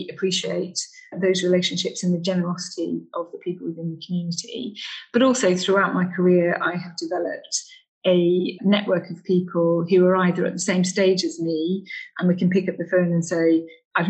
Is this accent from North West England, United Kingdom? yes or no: yes; Cumbria, North West England, United Kingdom; moved away as an adult; now in Singapore; I'm a northerner. I come from Cumbria. What I didn't have in my upbringing was big towns and cities.